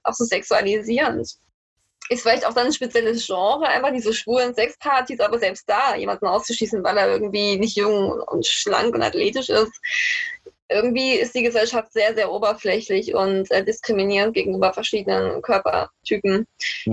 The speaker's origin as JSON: {"language": "German", "area": "the East", "region": "eastern Germany", "country": "Germany", "moved": "as an adult", "lives_now": "Frankfurt, Germany", "said": "ich komme ja eigentlich aus dem Osten"}